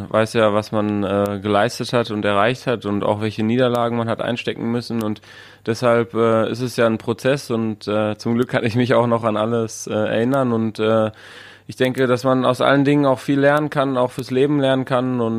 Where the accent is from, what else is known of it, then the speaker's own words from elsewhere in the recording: North Rhine-Westphalia, Germany; Und wir im Ruhrgebiet, wo ich aufgewachsen bin, haben ja natürlich auch viele Nationalitäten.